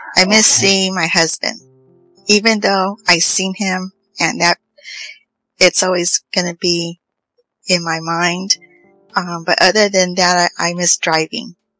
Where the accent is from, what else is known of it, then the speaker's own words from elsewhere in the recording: Los Angeles, California, United States; also born or lived in Riverside, California; now in Fresno, United States; I was born in East Los Angeles